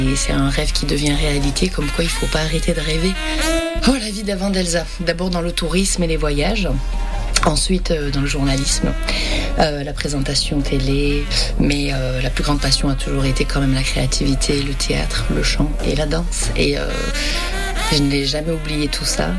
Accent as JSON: {"language": "French", "area": "the South", "region": "south of France", "country": "France", "also_born_or_lived": "New Zealand", "accent": "accent du Sud", "said": "avec mon accent du Sud"}